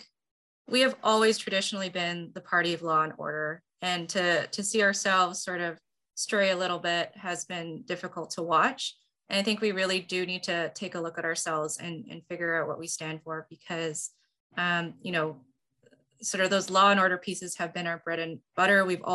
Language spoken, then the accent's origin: English; Oshawa, Ontario, Canada; I'm from Oshawa myself